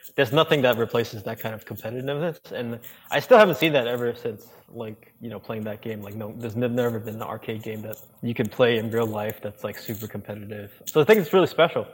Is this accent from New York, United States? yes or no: yes; New York City, New York, United States; I grew up in New York City, in Brooklyn